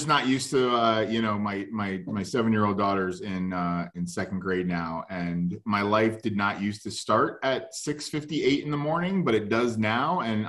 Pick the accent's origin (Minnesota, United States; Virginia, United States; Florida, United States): Florida, United States